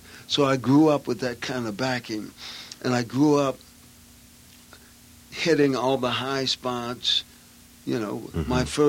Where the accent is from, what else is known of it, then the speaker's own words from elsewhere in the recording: Chicago, Illinois, United States; moved away; And growing up in Chicago, which was great.